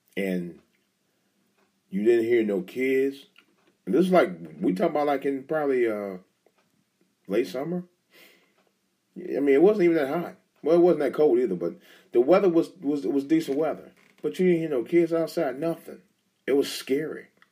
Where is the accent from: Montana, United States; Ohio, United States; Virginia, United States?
Ohio, United States; Cleveland; moved away; that's my home, my hometown territory around there, my home base